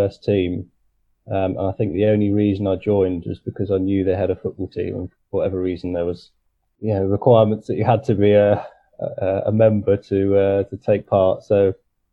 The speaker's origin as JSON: {"language": "English", "town": "Tonbridge", "region": "South East England", "country": "United Kingdom", "tie": "born or raised there", "said": "I grew up in Tunbridge in Kent"}